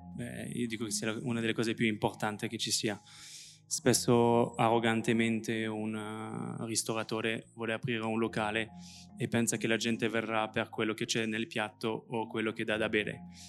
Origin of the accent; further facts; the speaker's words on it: France; accent: French; Italian is a second language; moved away as an adult; now in Italy; Io, come potete sentire, ho un accento francese perché ho vissuto tutta la vita in Francia